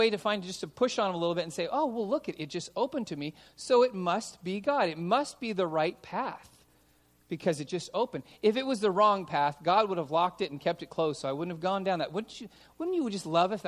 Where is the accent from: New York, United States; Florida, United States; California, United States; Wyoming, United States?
California, United States; Los Angeles; I grew up in San Fernando Valley.